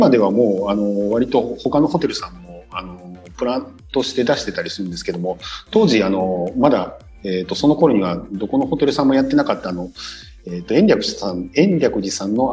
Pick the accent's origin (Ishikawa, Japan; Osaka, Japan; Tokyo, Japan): Osaka, Japan; 僕はあの大阪生まれ育ちなので